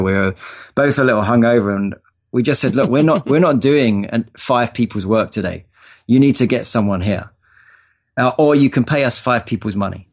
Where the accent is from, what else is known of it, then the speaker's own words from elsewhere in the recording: London, United Kingdom; now in Los Angeles, United States; I was born in North London in England. Um, had a pretty uh, regular upbringing. You know, went to school